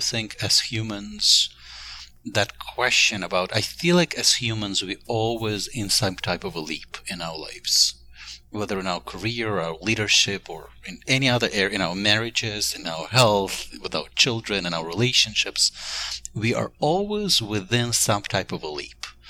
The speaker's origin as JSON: {"language": "English", "country": "Ukraine", "tie": "born or raised there", "moved": "as an adult", "lives_now": "United States"}